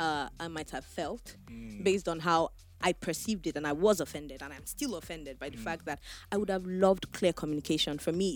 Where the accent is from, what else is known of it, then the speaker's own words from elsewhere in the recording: Ilorin, Kwara, Nigeria; And I came from Ilorin. Anybody in Bitiman is my family member that will come and help my life.